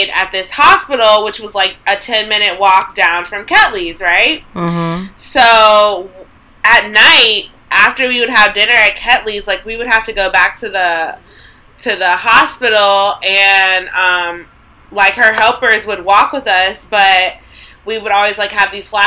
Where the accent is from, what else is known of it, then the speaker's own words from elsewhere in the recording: United States; we're Americans